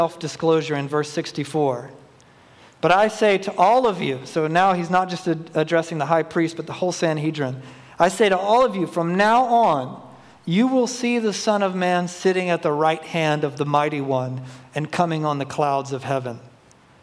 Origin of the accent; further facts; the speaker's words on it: Georgia, United States; moved away; also born or lived in Pacific Northwest; I'm from Georgia originally